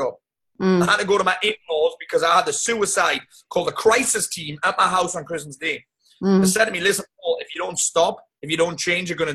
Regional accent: South Shields, North East England, United Kingdom; my hometown of South Shields

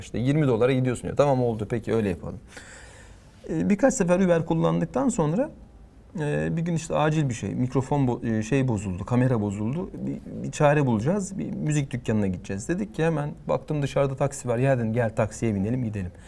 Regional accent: Turkey; Türküz dedim. İşte Türkiye'den geldik

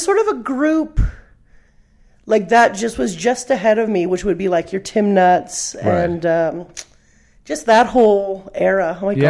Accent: Victoria, British Columbia, Canada; moved away as an adult; now in Las Vegas, United States; Born and raised in Victoria

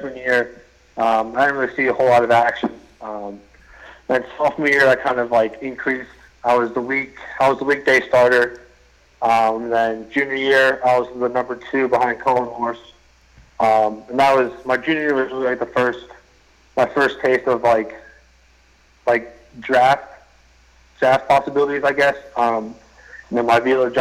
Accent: Pittsburgh, Pennsylvania, United States; back home in Pittsburgh

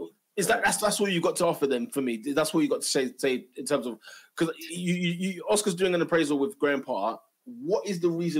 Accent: London, United Kingdom; Listen, when man told me I'm from North, disrespect, blood, the disrespect. Man told me I'm from North.

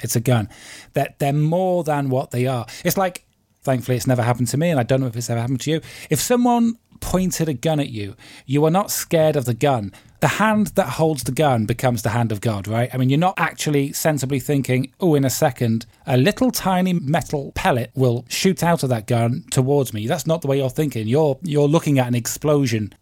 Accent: United Kingdom; I'm British

